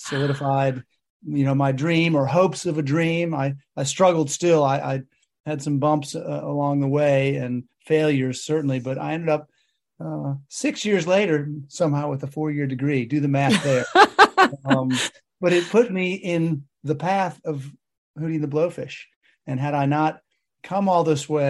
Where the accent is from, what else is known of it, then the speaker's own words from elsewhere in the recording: Chicago, Illinois, United States; moved away as an adult; We had a great international community there of people from all over the world. It's a melting pot, obviously, Chicago